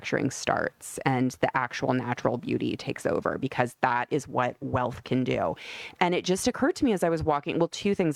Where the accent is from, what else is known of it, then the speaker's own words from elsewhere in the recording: Omaha, Nebraska, United States; I'm from the Midwest, and we don't have anything like the Hamptons in Omaha, Nebraska, where I'm from.